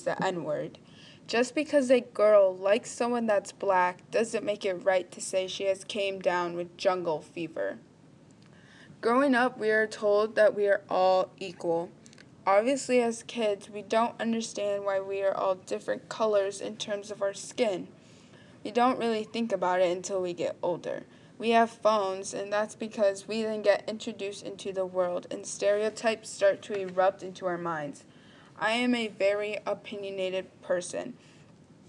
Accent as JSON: {"language": "English", "region": "Texas", "country": "United States", "tie": "born or raised there", "said": "I am pure Mexican. I was born and raised in Texas."}